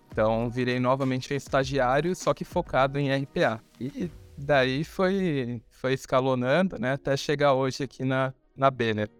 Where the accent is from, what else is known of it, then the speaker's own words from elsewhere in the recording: Santos, São Paulo, Brazil; sou nascido e criado em Santos